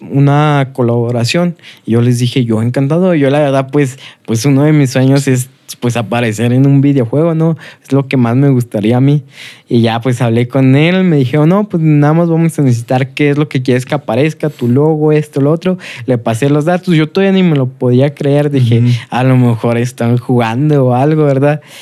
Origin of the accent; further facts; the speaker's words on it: Saltillo, Coahuila, Mexico; soy de aquí